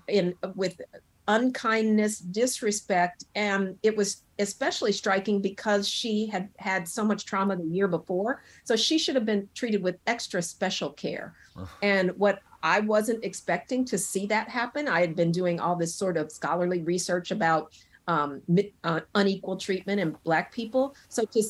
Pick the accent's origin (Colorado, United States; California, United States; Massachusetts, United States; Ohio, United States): Colorado, United States; Denver; now in Brooklyn, New York, United States; I'm originally from Colorado, the Mile High City. I have excellent lung function because of growing up in that thin air